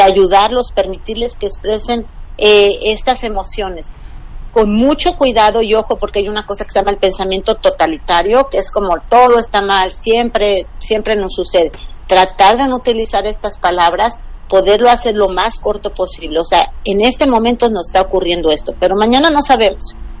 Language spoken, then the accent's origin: Spanish; Mexico; yo como mexicana